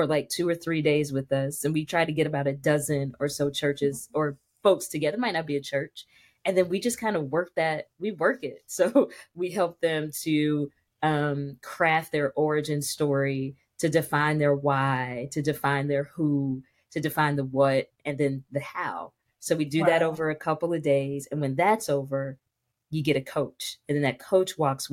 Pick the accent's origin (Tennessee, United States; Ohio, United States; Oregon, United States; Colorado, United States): Ohio, United States; Dayton; I grew up in Dayton, Ohio, in a little bitty Baptist church in Dayton